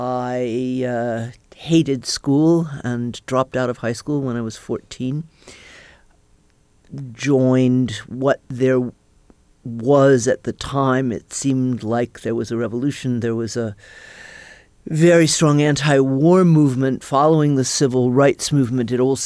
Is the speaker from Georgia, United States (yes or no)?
yes; Atlanta, Georgia, United States; I was born in Atlanta, Georgia, and hated it when I was growing up.